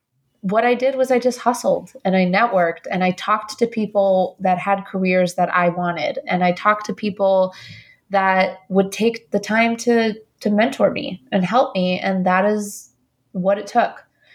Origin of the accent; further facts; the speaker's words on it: Colombia; now in United States; You know, I don't come from money. I'm an immigrant from Colombia.